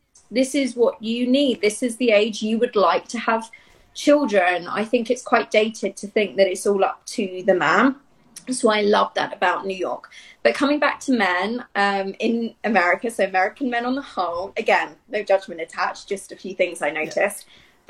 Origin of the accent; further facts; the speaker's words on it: Italy; also born or lived in Dublin / Barcelona; I grew up in Italy, and like you said, I've lived in Dublin, Rome, Barcelona, kind of everywhere.